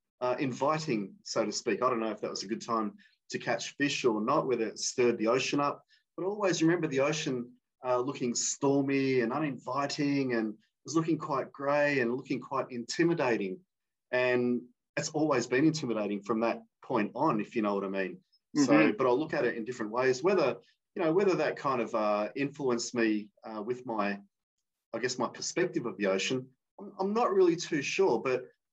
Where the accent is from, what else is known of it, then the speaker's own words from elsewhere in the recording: Perth, Western Australia, Australia; I grew up in the metropolis that is Perth